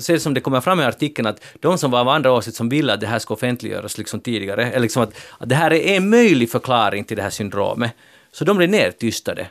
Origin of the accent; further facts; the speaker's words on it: Finland; vi är finlandssvenskar